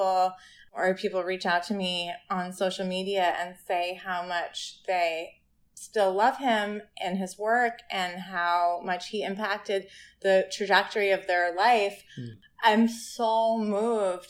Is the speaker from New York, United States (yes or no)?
yes; Ithaca, New York, United States; in Ithaca, in our hometown, in my hometown